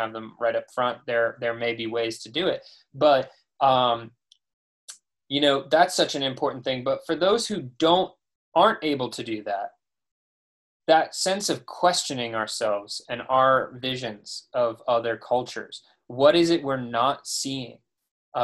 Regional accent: United States; me as an American

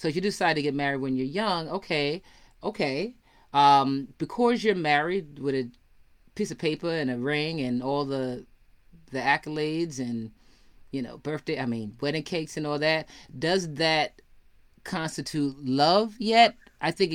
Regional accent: New York, United States; I'm from New York

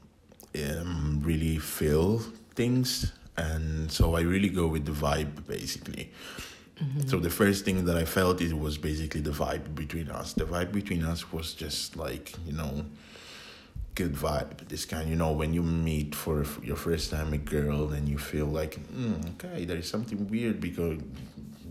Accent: Italy; also born or lived in Ghana; now in Finland; I was born in Italy from Ghanaian parents, so born and raised in Italy.

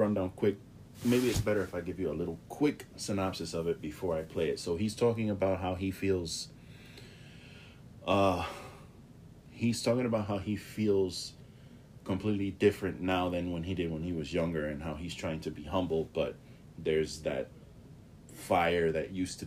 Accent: New York City, New York, United States; I grew up in the Bronx, New York

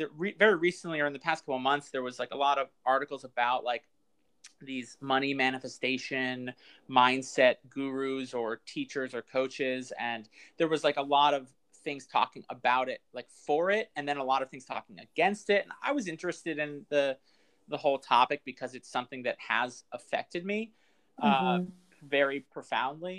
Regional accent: New York, United States; I'm born and raised in New York.

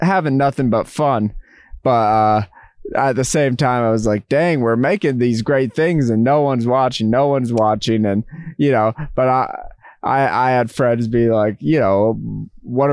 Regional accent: Massachusetts, United States; moved back home to Massachusetts, where Trent, who I know from high school

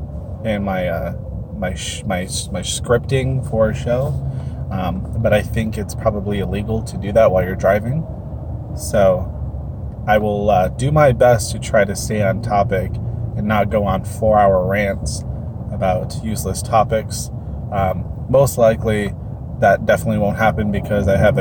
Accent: Chicago, Illinois, United States; I'm a Midwesterner, originally from Chicago, grew up in the south side of Chicago

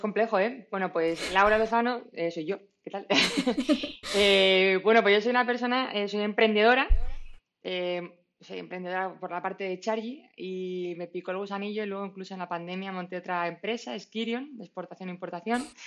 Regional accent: Madrid, Community of Madrid, Spain; soy de, aquí de Madrid

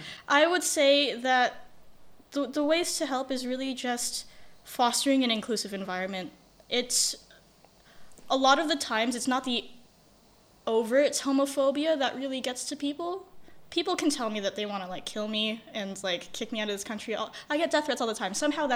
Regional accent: Indonesia; I never had anyone growing up in Indonesia.

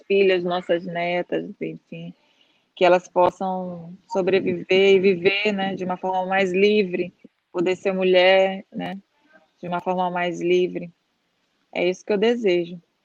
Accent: São Luís, Maranhão, Brazil; moved away as an adult; na nossa cidade é, é uma ilha é, é, em, em alguns aspectos, assim, não só questão geográfica, né? Hum, e, e, na época que eu saí de São Luís, em 2000

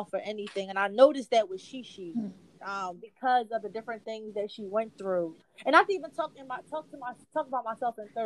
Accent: Philadelphia, Pennsylvania, United States; I am from West Philadelphia on the East Coast

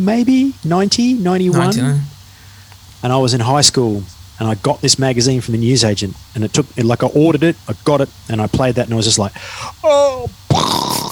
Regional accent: Mount Isa, Queensland, Australia; also born or lived in Brisbane; when I moved from Mount Isa to Brisbane

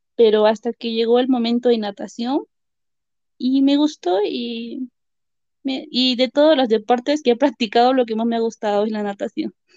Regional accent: Carhuaz, Ancash, Peru; now in Huaraz, Peru; yo vivo en Huaraz actualmente y nací en Caruaz. Es zona sierra de Perú

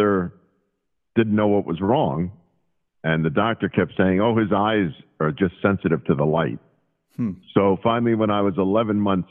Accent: New Jersey, United States; born or raised there

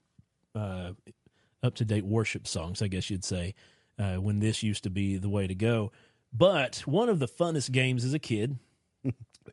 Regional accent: Eastern Kentucky, United States; growing up in Eastern Kentucky in the Nazarene Church area

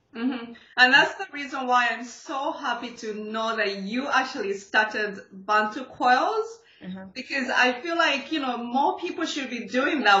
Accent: Zambia; I'm actually from Zambia

